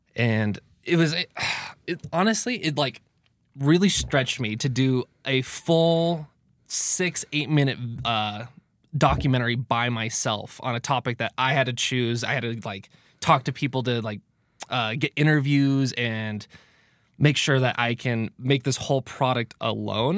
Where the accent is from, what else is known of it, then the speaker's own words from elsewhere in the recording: California, United States; moved away; growing up in California